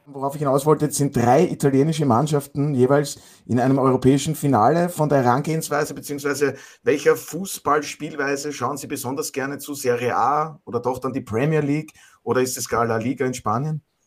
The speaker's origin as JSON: {"language": "German", "region": "Burgenland", "country": "Austria", "said": "ich als Burgenländer"}